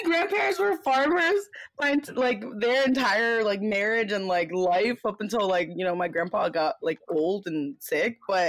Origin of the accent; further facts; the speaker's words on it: United States; I was born in the States.